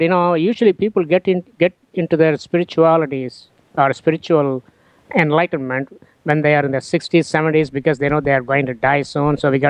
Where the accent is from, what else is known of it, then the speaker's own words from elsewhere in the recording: India; moved away; I come from India